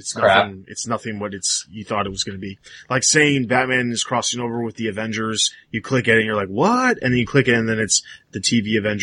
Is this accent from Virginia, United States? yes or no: no; Chicago, Illinois, United States; I'm from Chicago. I say everything A's.